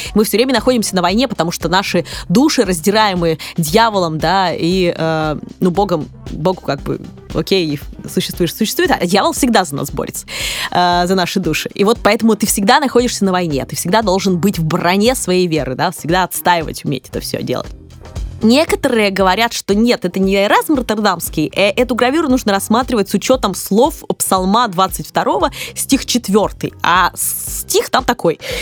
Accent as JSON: {"language": "Russian", "town": "Kirov", "region": "Kirov Oblast", "country": "Russia", "tie": "born or raised there", "moved": "yes", "said": "в моем родном городе Вятке, а я буду называть Вятка, а не Киров"}